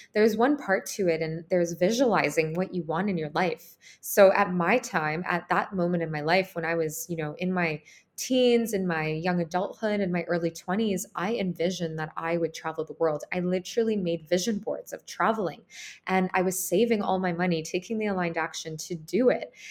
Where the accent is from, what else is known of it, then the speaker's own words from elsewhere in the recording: Canada; moved away as an adult; also born or lived in Ukraine; I grew up in Ukraine. I left Ukraine when I was four. I moved to Canada with my mom, and that's where I grew up and I was raised.